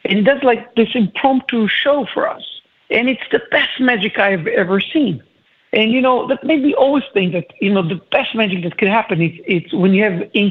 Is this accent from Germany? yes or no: no; Israel; moved away; I'm originally from Israel.